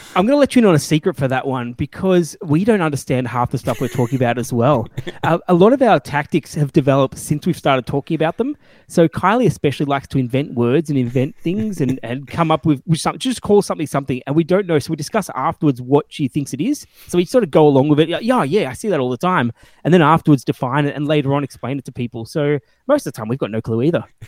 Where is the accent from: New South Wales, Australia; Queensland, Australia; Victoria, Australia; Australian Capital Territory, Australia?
Victoria, Australia; Melbourne; I'm a gamer from Australia, Melbourne, in Australia